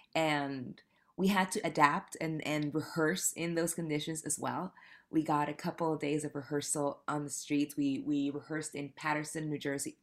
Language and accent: English; Panama; moved away as an adult; now in New York City, United States; I moved to New York City eight years ago from Panama. I'm from Panama.